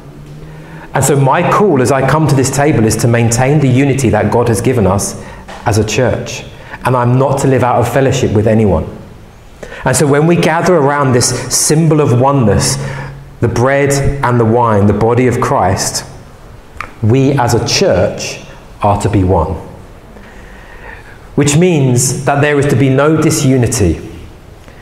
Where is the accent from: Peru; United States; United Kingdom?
United Kingdom; England; English people